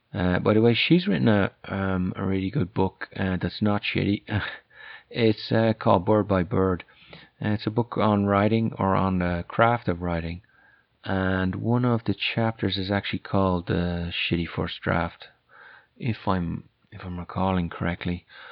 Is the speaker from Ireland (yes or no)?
yes; Ireland; accent: Irish; also born or lived in France; now in United States; And as you can probably guess from my accent, I'm Irish, although that'd probably be debated back in Ireland.